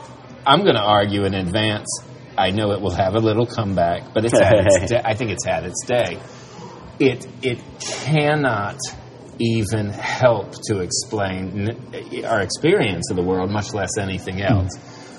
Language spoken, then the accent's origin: English; Virginia, United States; I grew up in Virginia.